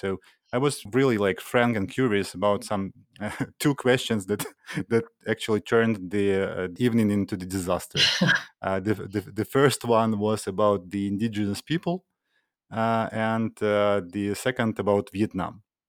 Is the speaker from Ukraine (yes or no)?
yes; Ukraine